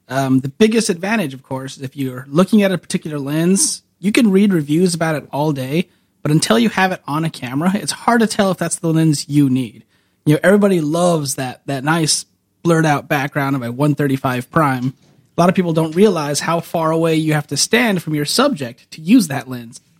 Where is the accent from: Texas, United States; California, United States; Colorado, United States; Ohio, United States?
California, United States; Woodlake; I grew up in Woodlake.